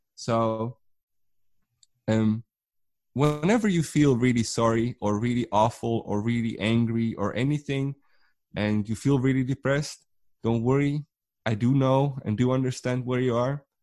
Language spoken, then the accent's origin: English; Netherlands; I'm from the Netherlands